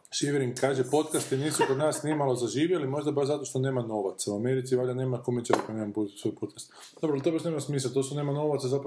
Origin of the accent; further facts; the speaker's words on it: Zagreb, City of Zagreb, Croatia; ja sam iz Zagreba